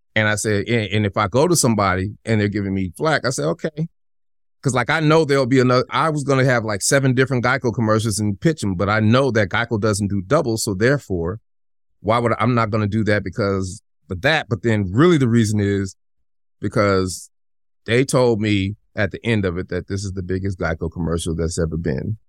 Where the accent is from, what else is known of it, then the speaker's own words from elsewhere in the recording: Denver, Colorado, United States; I'm from Denver